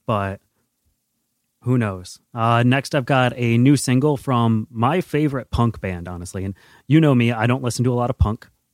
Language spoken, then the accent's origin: English; United States; as an American